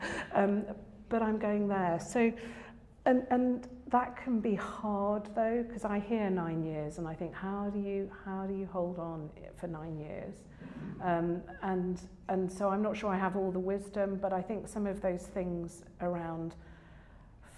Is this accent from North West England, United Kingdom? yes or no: no; Lincolnshire, East Midlands, United Kingdom; I grew up in Lincolnshire, we don't have hills